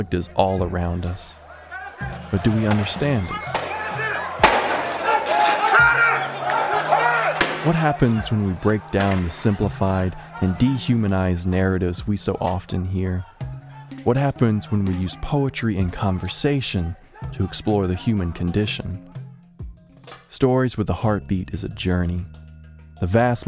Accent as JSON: {"language": "English", "town": "Chapel Hill", "region": "North Carolina", "country": "United States", "said": "I'm from Chapel Hill. I live a mile from the crime scene"}